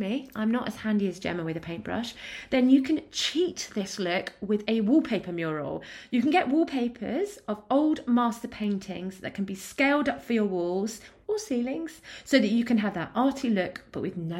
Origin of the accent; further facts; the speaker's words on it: East of England, United Kingdom; What I'm from Essex.